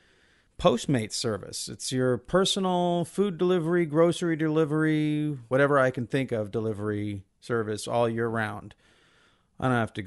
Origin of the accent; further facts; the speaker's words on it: United States; As an American